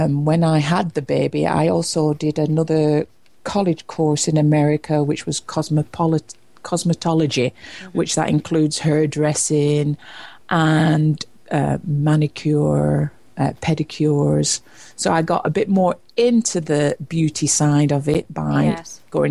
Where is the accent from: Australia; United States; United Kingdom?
United Kingdom; Preston, North West England; moved away as an adult; also born or lived in London; I was born in Preston, Lancashire, England, and as from 18, I moved away from home